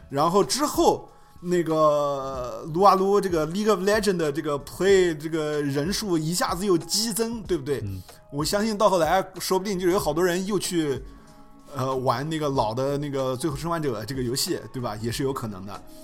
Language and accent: Chinese; China; 我们在亚洲长大的，就说我们在中国长大了